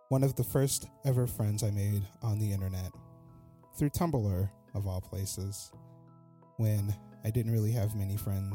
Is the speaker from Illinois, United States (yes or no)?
yes; Chicago suburbs, Illinois, United States; whenever I used to come from my hometown to the city